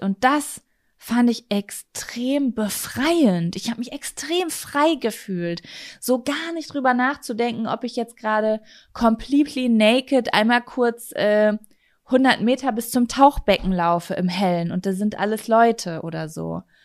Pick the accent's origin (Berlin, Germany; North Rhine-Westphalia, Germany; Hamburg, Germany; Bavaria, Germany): North Rhine-Westphalia, Germany; Bei uns in Ostwestfalen